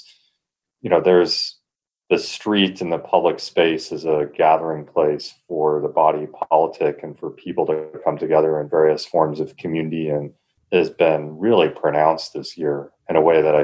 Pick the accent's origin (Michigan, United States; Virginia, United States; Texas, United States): Michigan, United States; Portage; now in Los Angeles, United States; I grew up in Southwest Michigan in a city called Portage, which is the largest of the suburbs that surround Kalamazoo in Kalamazoo County.